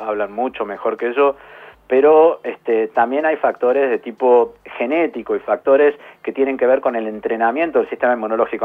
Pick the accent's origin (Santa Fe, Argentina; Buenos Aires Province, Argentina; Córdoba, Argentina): Córdoba, Argentina; accent: tonada cordobesa; moved away as an adult; now in Buenos Aires, Argentina; me van a escuchar un poco la tonada, soy cordobés.